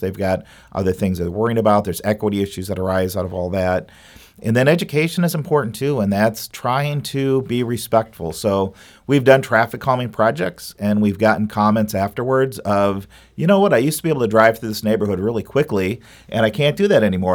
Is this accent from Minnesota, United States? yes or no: yes; Minnesota, United States; also born or lived in Madison, Wisconsin; now in St. Louis, United States; I grew up in Minnesota